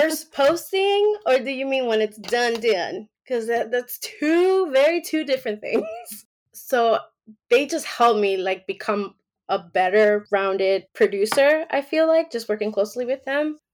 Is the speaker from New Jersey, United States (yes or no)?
no; New York, United States; moved away as an adult; now in Georgia, United States; I was born and raised in New York. So it was like my first time being, living anywhere other than New York.